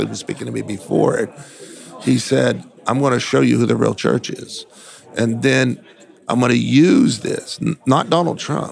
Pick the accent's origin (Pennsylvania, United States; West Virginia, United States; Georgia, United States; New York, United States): Pennsylvania, United States; moved away; also born or lived in California; I'm originally from Pennsylvania